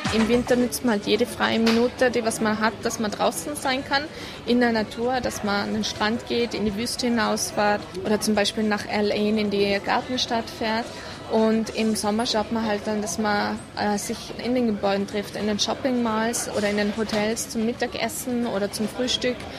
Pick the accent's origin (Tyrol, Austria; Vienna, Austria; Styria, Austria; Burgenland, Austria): Tyrol, Austria; Kufstein; moved away as an adult; now in Abu Dhabi, United Arab Emirates; bei uns zu Hause in Tirol